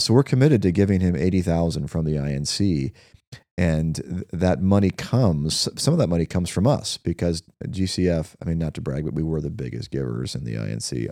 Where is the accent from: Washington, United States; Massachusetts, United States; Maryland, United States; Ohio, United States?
Washington, United States; Spokane; I grew up on the South Hill, so I, I definitely have a special spot in my heart for the South Hill